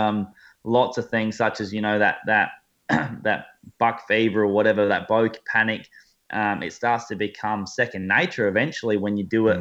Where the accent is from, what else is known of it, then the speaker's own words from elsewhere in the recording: Australia; as Australian bow hunters